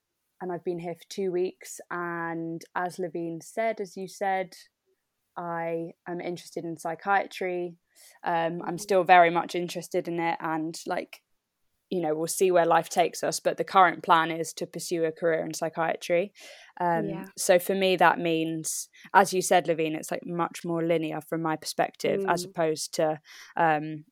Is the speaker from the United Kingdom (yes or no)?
yes; London, United Kingdom; moved away as an adult; now in Yeovil, United Kingdom; I am from London. Grew up in London